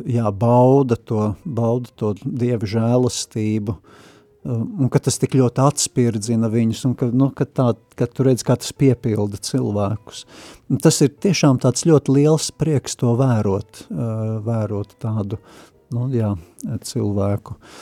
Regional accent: Riga, Latvia; moved away as an adult; also born or lived in Saldus; esmu dzimis audzis Rīgā

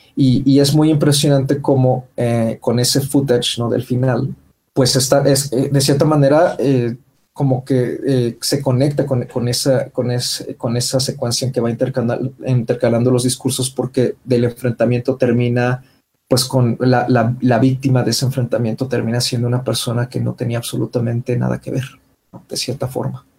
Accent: Mexico; nosotros como público mexicano

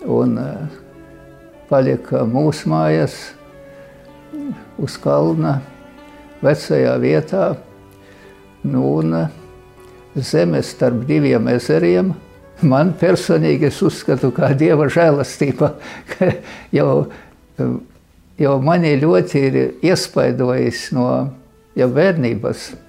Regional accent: Rēzekne Municipality, Latvia; Mēs tīri latvieši. Vispār nautrēnu draudze ir ļoti latviskā.

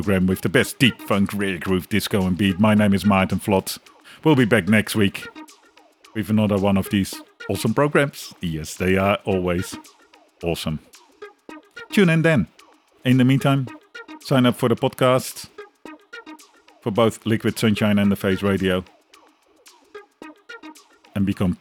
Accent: Netherlands; now in Australia; I'm from the Netherlands

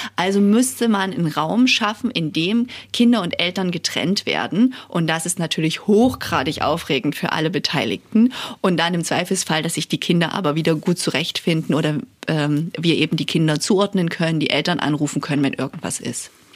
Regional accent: Saxony, Germany; also born or lived in Görlitz / Chemnitz / United States / Prague; now in Dresden, Germany; Ich bin gebürtige Sächsin und muss zugeben, ähm, nach dem Abi wollte ich immer nie nach Dresden. Das war irgendwie viel zu nah dran, weil ich aus dem Umland komme

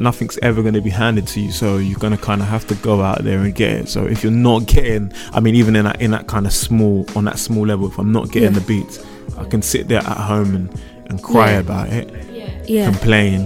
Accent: London, United Kingdom; of Ghanaian heritage, born to Ghanaian parents, born and raised in London

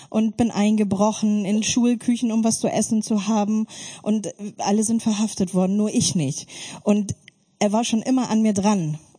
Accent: Germany; Ich bin in der DDR-Diktatur aufgewachsen und mit einer ganz großen Gewaltfamilie

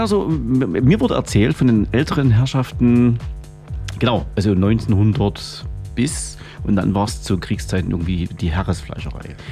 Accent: Freiberg, Saxony, Germany; in Freiberg, äh, dort wo ich herkomme

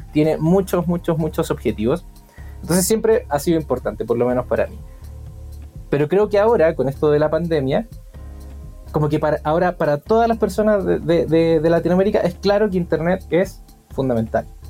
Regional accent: Chile; yo soy chileno

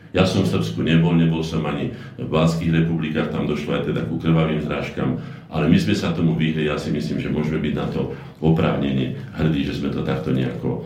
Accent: Slovakia; Sme Slováci, máme špecifickú povahu

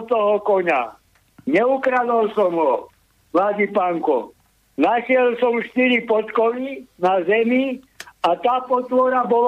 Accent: Bobrov, Žilina Region, Slovakia; ja odkiaľ pochádzam z Bobrova.

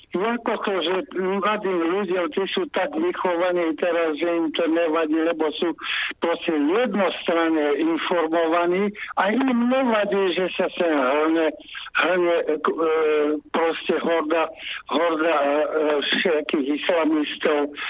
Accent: Slovakia; moved away as an adult; also born or lived in the West; Ja som aj opustil republiku, žil som na západe a stretol som sa s ľuďmi a pocitom, že sme Slováci

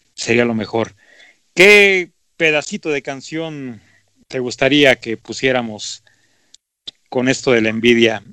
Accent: Mexico; así somos los mexicanos

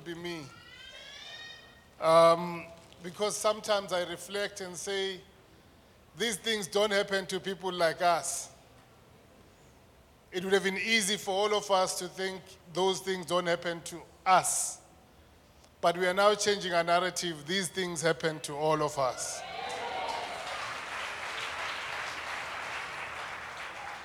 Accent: Mpumalanga, South Africa; also born or lived in Soweto, Gauteng (born at Baragwanath Hospital); Raised in the rural heart of Mpumalanga, my educational path began late.

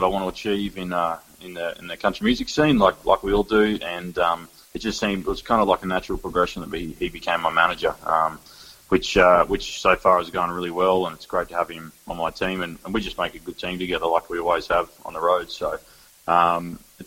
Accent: Goondiwindi, Queensland, Australia; now in Brisbane, Australia; in Gundawindi again, which is my hometown

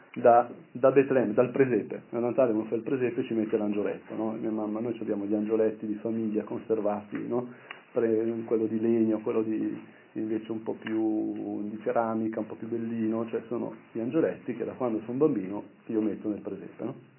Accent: Brianza, Lombardy, Italy; al mio paese, quindi in Brianza

